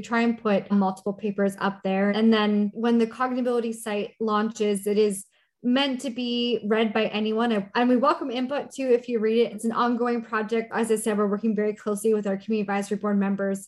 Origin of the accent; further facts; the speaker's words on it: Canada; moved away as an adult; now in Minneapolis, United States; I'm Canadian